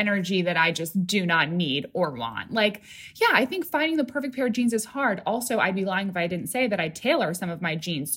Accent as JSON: {"language": "English", "region": "upstate New York", "country": "United States", "tie": "born or raised there", "said": "I grew up like an hour and a half north of Manhattan, and it was like a working class town, a lot of commuters"}